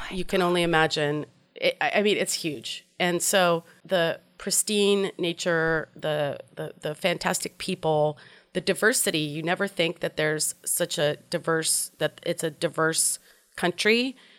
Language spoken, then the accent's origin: English; Portland, Oregon, United States; I grew up in Portland, Oregon.